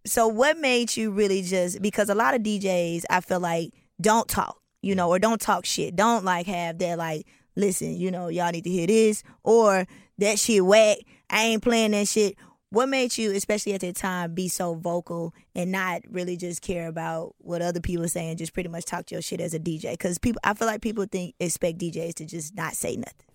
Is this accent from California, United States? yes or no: no; Atlanta, Georgia, United States; growing up in Atlanta